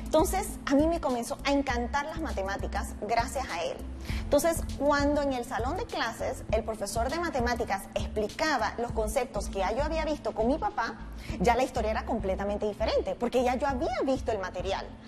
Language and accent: Spanish; Panama; soy mujer matemática panameña